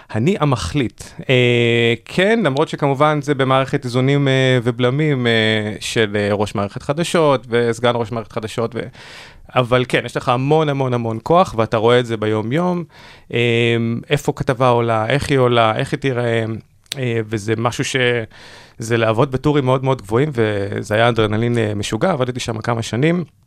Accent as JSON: {"language": "Hebrew", "town": "Ashdod", "region": "Southern District", "country": "Israel", "tie": "born or raised there", "said": "ובתור מי שגדל בפריפריה, אני במקור מאשדוד"}